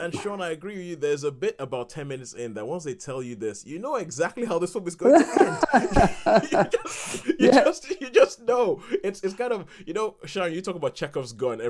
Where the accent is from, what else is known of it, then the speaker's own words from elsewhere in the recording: Nigeria; growing up in Nigeria and watching American films